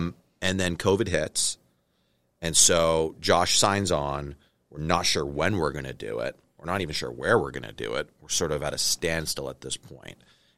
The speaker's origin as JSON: {"language": "English", "country": "Canada", "said": "I'm Canadian."}